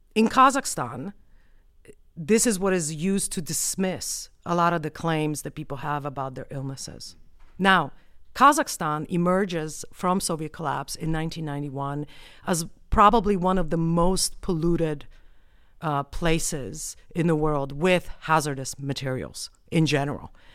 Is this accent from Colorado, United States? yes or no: yes; Colorado, United States; I have a Polish name, but I'm from the United States. And on top of that, I'm from Colorado.